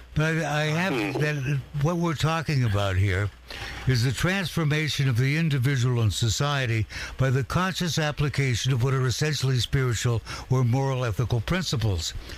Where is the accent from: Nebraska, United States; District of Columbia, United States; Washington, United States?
Washington, United States; Walla Walla; I was in Walla Walla, my hometown